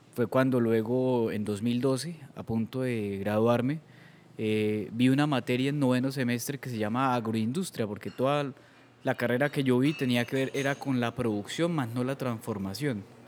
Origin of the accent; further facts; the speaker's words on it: Eastern Colombia, Santander, Colombia; la única persona del Oriente Colombiano